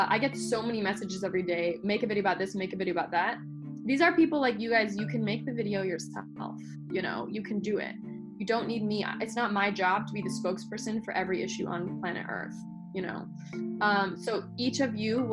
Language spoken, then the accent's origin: English; Los Angeles, California, United States; I'm from Los Angeles, the land of failed actors and actresses